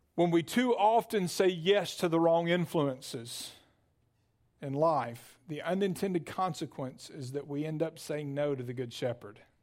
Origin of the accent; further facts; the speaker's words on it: Birmingham, Alabama, United States; I grew up in Birmingham